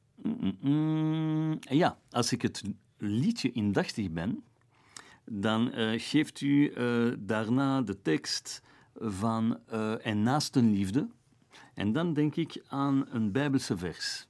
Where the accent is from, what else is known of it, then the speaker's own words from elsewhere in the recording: Flanders, Belgium; Ik ben een Belg, ik ben een Jood. Als Vlaming hier